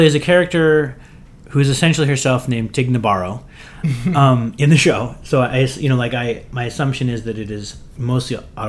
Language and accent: English; Western Pennsylvania, United States; where I grew up in Western Pennsylvania, there's like such a stigma against like mental illness and therapy.